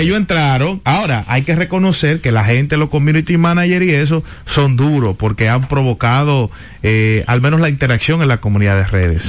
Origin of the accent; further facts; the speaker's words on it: Dominican Republic; nuestro país como dominicanos